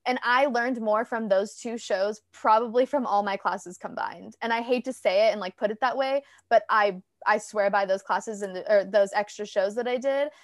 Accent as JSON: {"language": "English", "area": "Orange County", "region": "California", "country": "United States", "tie": "born or raised there", "said": "I'm actually born and raised in Orange County."}